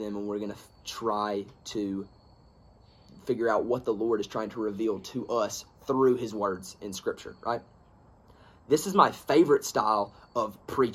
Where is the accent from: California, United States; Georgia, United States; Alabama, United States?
Alabama, United States; I am from Alabama